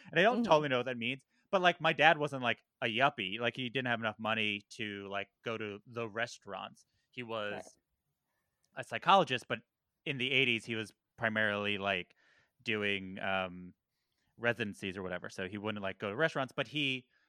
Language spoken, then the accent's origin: English; Valley Stream, New York, United States; I grew up in Valley Stream